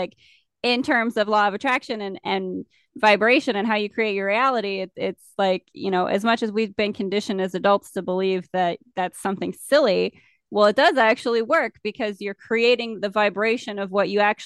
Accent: United States; I'm from America

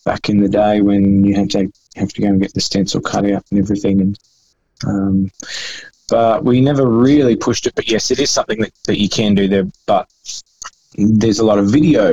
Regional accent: Brisbane, Queensland, Australia; Yeah, it was actually Brisbane. It was in the Redlands.

